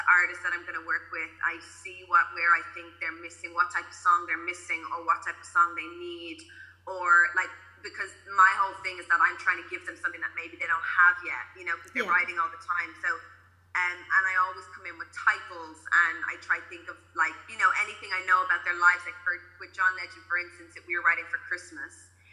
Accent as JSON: {"language": "English", "region": "County Donegal", "country": "Ireland", "tie": "born or raised there", "said": "I grew up in Donegal"}